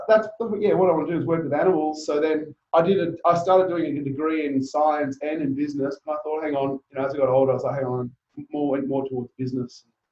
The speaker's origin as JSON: {"language": "English", "country": "Papua New Guinea", "tie": "born or raised there", "also_born_or_lived": "Zambia", "said": "And I think that also came from my background growing up in Papua New Guinea and Zambia and having to change school, going to boarding school, multiple boarding schools."}